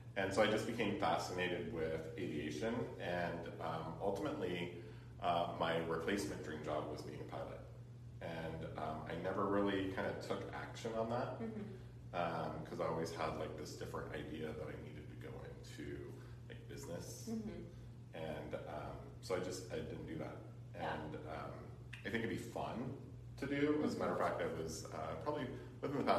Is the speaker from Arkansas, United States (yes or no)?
no; Cameron Park, California, United States; also born or lived in Sacramento, California / Carmichael, California; my parents bought a house up in, Cameron Park. And at the time it was like 1974 and there was nothing up there. And so, we moved up there. I went to, all the local schools in that area